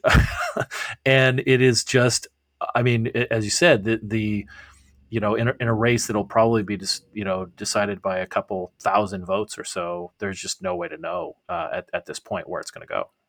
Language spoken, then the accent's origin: English; Arizona, United States; my home state of Arizona